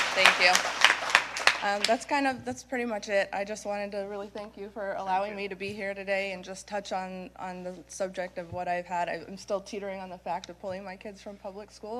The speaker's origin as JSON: {"language": "English", "area": "Sarasota County", "region": "Florida", "country": "United States", "said": "I'm from Sarasota County"}